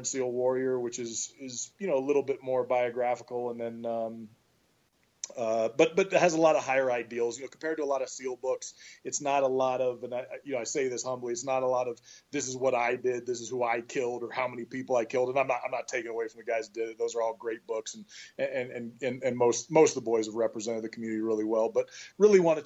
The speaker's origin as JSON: {"language": "English", "area": "Bay Area", "region": "California", "country": "United States", "tie": "born or raised there", "also_born_or_lived": "Syracuse, New York", "moved": "as an adult", "said": "I grew up in the Bay Area, California"}